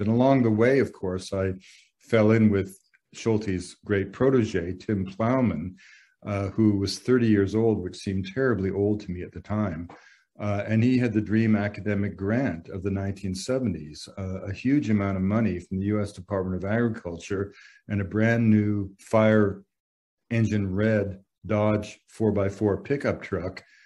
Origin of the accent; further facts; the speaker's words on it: British Columbia, Canada; I'm from British Columbia. I've saved up money in a logging camp